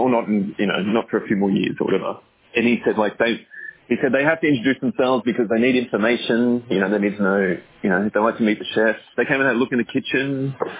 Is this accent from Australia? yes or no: yes; Australia; now in Singapore; I'm an Aussie, and I have a restaurant.